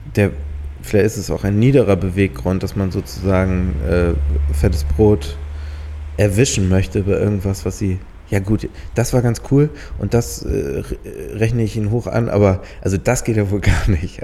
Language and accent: German; Halstenbek, Schleswig-Holstein, Germany; bei uns in Halzenberg gab es so einen so Grand oder so einen Sandplatz